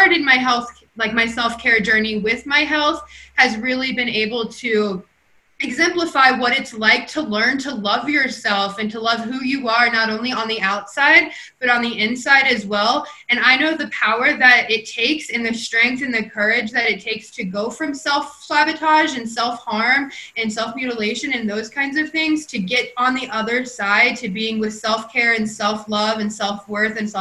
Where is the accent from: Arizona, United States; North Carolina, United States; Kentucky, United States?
Kentucky, United States; now in Colorado, United States; originally, I was born and raised in Kentucky, a small town